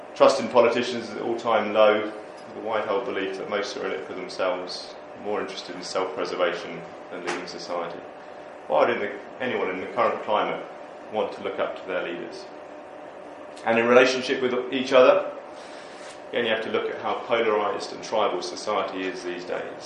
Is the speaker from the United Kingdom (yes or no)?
yes; United Kingdom; we're just British